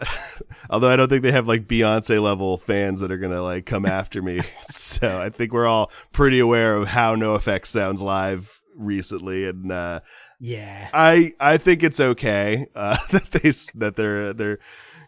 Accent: California, United States; And you know, again, I'm from Southern California

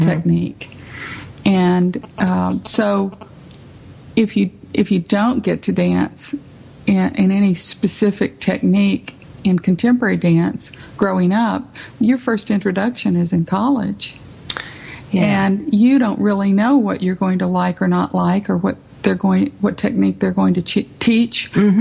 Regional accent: San Benito, Texas, United States; now in Tyler, United States; I grew up in San Benito, but we didn't have any dance studios in San Benito

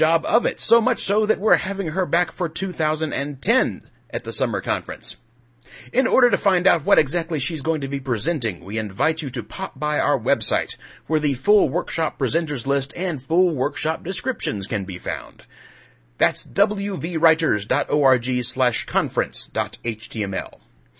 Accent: near Macon, Mississippi, United States; now in West Virginia, United States; I grew up near Macon, Mississippi

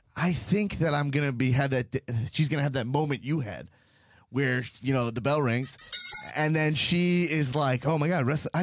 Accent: Long Island, New York, United States; I grew up in Long Island, New York.

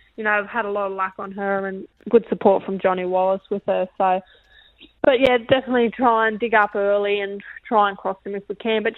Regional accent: Inverell, New South Wales, Australia; moved away as an adult; also born or lived in Tamworth / Ballina; now in Gold Coast, Australia; I'm from Inverell, so it's my hometown

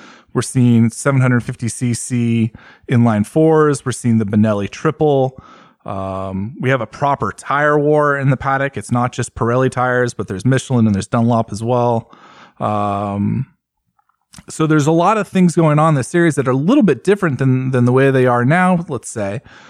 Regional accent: United States; especially as an American

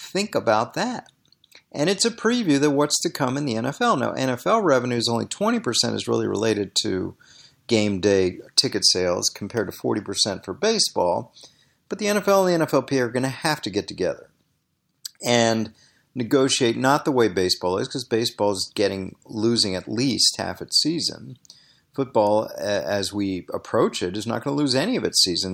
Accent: Washington, District of Columbia, United States; I grew up in Washington, D.C.

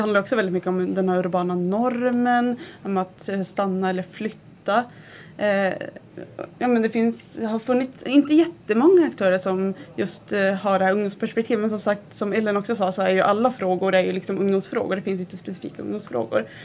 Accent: Malmberget, Norrbotten County, Sweden; jag är ju uppvuxen i Malmberget

